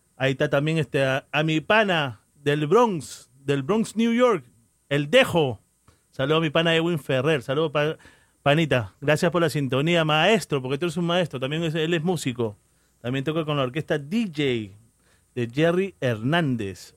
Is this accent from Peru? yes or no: yes; Callao, Peru; Yo soy muy orgulloso de ser chalaco